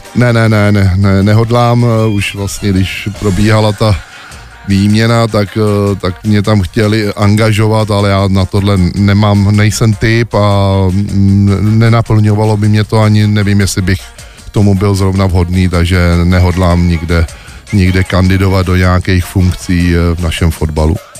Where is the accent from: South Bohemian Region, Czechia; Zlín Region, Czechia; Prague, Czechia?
South Bohemian Region, Czechia; Smetanova Lhota; u nás ve Smetanově hotě na vesnici